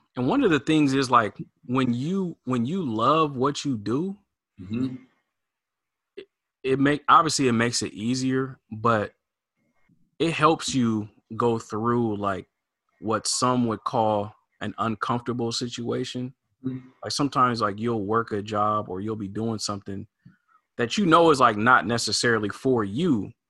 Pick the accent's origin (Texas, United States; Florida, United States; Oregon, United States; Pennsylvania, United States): Oregon, United States; Portland; I grew up here in in Portland, Oregon